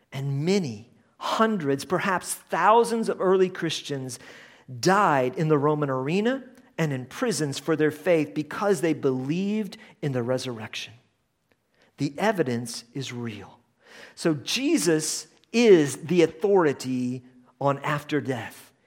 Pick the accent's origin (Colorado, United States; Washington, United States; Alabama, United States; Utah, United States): Colorado, United States; we were from the United States, um, and that we are from the West, which is Colorado